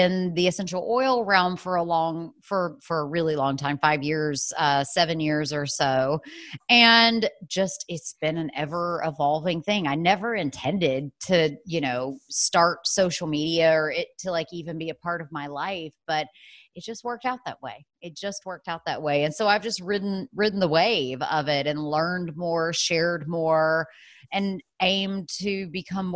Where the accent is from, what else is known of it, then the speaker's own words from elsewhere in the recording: the South, United States; also born or lived in New York City / North Carolina; now in Asheville, United States; I'm originally from the South, and so I love being down South